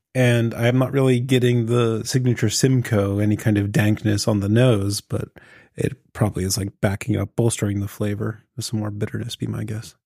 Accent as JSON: {"language": "English", "town": "Pittsburgh", "region": "Pennsylvania", "country": "United States", "accent": "Pittsburgh", "said": "hamming up my Pittsburgh accent"}